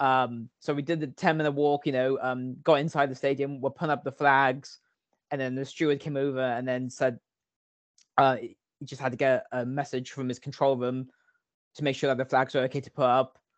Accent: Long Ashton, South West England, United Kingdom; I grew up in Long Ashton, a village uh, just outside South Bristol

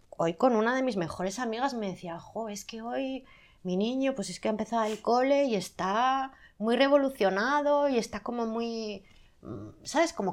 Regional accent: Zaragoza, Aragon, Spain; soy de Zaragoza. Y en Zaragoza gritamos mucho.

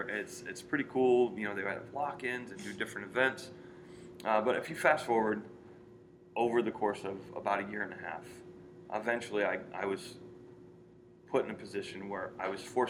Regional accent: Joliet, Illinois, United States; But I grew up here in Joliet. Born and raised in Joliet.

